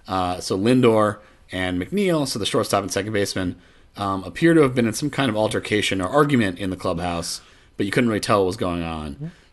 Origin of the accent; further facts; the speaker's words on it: Puerto Rico; Of course. I'm from Puerto Rico, man.